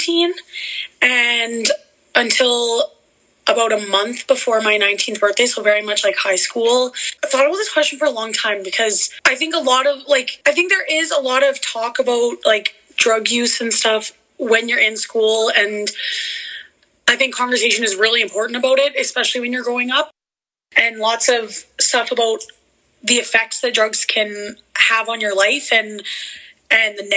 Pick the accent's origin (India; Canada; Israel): Canada; a small town in Manitoba; moved away as an adult; now in Alberta, Canada; I did grow up with Brooklyn in a small town in Manitoba, and now I live in Alberta